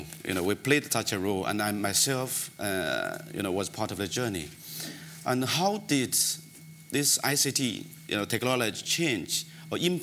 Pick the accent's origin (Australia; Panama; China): China; moved away as an adult; also born or lived in Democratic Republic of the Congo / Kenya / Jakarta, Indonesia; I was born in China when I was, I only get access to the electricity when I was 11 years old. It's a remote area, village